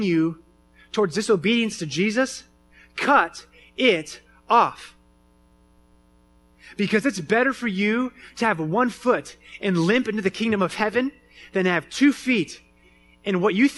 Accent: Phoenix, Arizona, United States; moved away; I grew up in Phoenix, Arizona

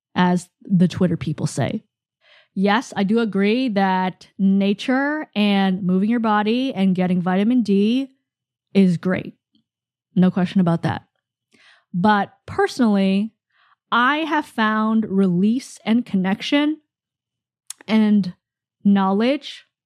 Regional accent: Canada; I'm Canadian, I mean, I'm Asian Canadian

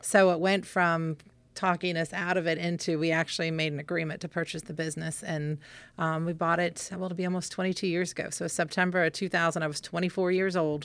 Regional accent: Winchester, Virginia, United States; I think I was six here when I moved here, and then we moved away for about two years and came back

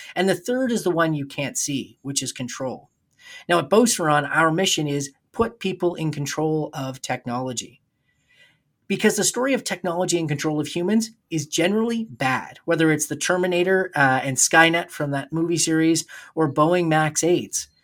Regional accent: New Brunswick, Canada; when I was in high school in, uh, in New Brunswick

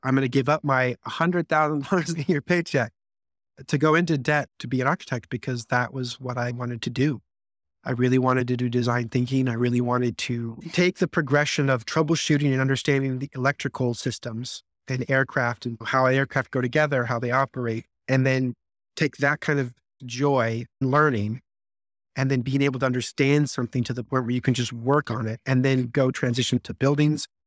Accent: Las Vegas, Nevada, United States; I grew up in Las Vegas, Nevada

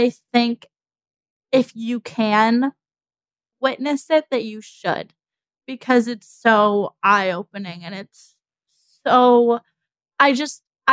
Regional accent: United States; as an American

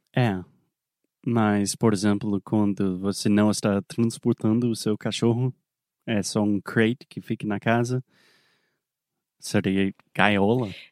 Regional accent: South Carolina, United States; Portuguese is a second language; moved away; also born or lived in Alabama; eu sou nascido, criado na Carolina do Sul

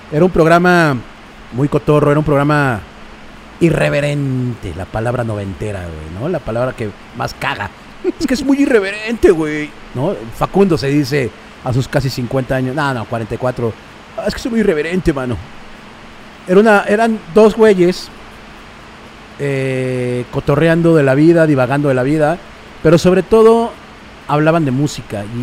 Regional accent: Mexico City, Mexico; Yo soy chilango, pues siempre, siempre acá, eh, de Jardín Balbuena, güey. Que Jardín Balbuena es como una, como yo digo que es como un oasis como en toda la zona del, oriente de la ciudad.

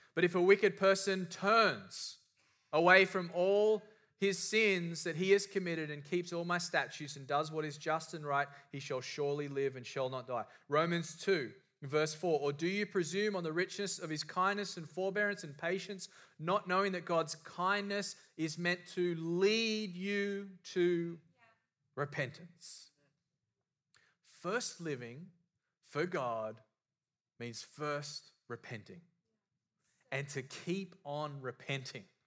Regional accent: Australia; I was raised in Australia

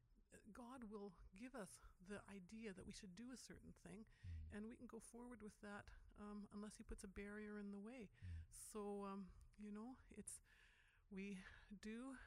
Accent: West Kootenays, British Columbia, Canada; I'm from the West Kootenays

